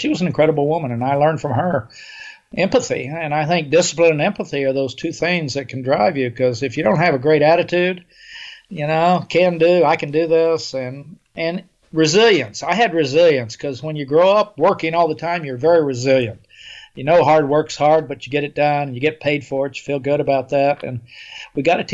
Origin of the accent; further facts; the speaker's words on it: Oklahoma, United States; I grew up in Oklahoma in the 50s and 40s and 50s